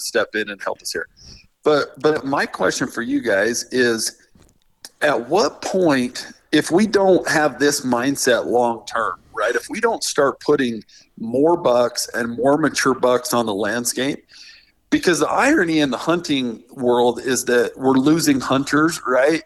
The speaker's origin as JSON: {"language": "English", "region": "Nevada", "country": "United States", "tie": "born or raised there", "said": "I grew up in Nevada"}